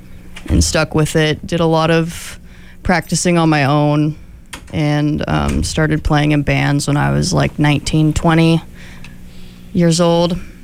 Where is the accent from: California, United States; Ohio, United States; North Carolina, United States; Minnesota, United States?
California, United States; Sacramento; now in Eugene, United States; my hometown of Sacramento